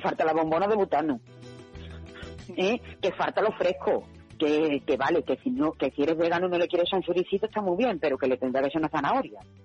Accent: Spain; also born or lived in Seville; yo como soy española

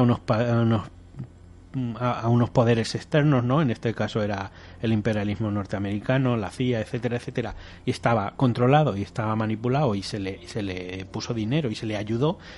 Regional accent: Spain

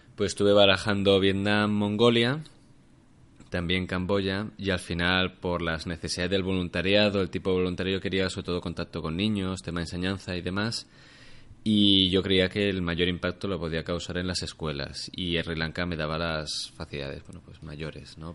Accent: Alicante, Valencian Community, Spain; moved away as an adult; now in Barcelona, Spain; soy de Alicante, llevo ya siete años en Barcelona viviendo y trabajando.

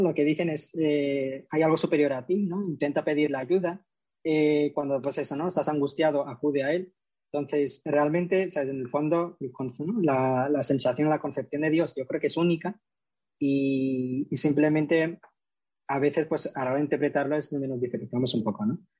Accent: Córdoba, Andalusia, Spain; now in Madrid, Spain; soy cordobés de nacimiento y ahora mismo vivo en Madrid.

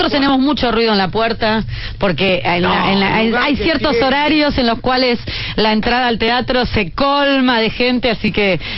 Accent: Buenos Aires, Argentina; Yo creo que siempre a los que venimos de Buenos Aires

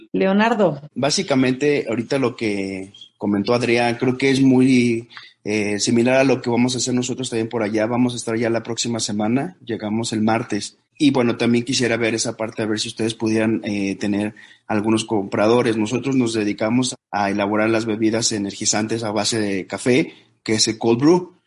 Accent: Yucatán, Mexico; Del estado de Yucatán, en el ah, sur de México

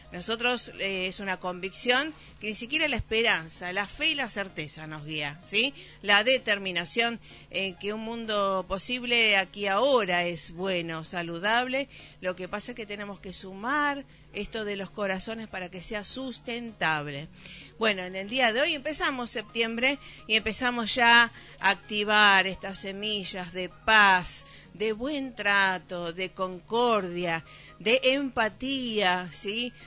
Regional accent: Rosario, Santa Fe, Argentina; somos de Rosario, estamos ahora en Varadero

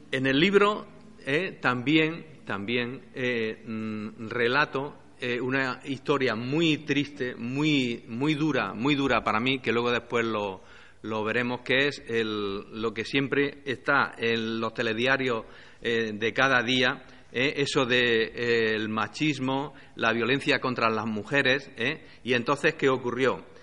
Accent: Andújar, Andalusia, Spain; nací en Andújar y soy hijo, nieto de un político de Andújar en Jaén

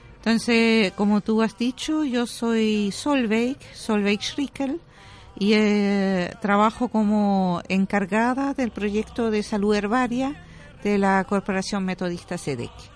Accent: Switzerland; Spanish is a second language; moved away as an adult; also born or lived in Germany; now in Chile; yo soy alemana, eh, me, crié en, Suiza

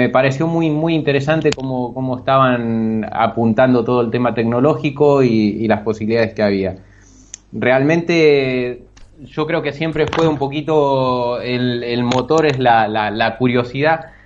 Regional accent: Bahía Blanca, Buenos Aires Province, Argentina; moved away as an adult; soy de Argentina, de una ciudad un tanto pequeña al sur, Bahía Blanca. Y bueno, me he venido para aquí a los 24 años

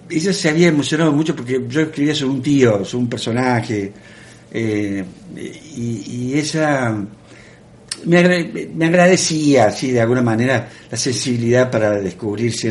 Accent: Canals, Córdoba, Argentina; born or raised there; moved away

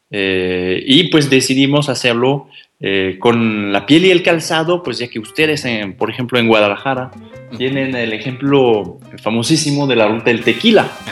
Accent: France; Spanish is a second language; moved away as an adult; now in Mexico; Yo llegué de Francia hace cinco años en, carguero, fíjense.

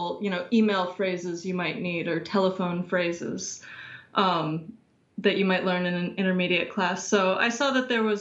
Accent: Virginia, United States; also born or lived in Washington, D.C.; I'm from Virginia in the United States. Grew up about an hour outside of D.C.

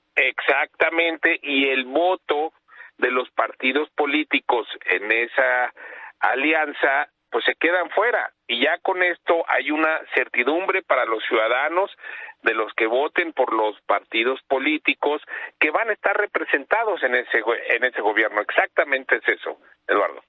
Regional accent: State of Mexico, Mexico; soy un mexicano que quiere que salga adelante en nuestro Estado de México

